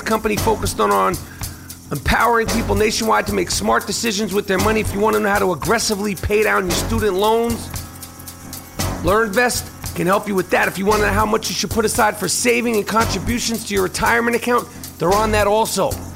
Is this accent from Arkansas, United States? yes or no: no; New York City, New York, United States; I grew up on the Upper East Side of Manhattan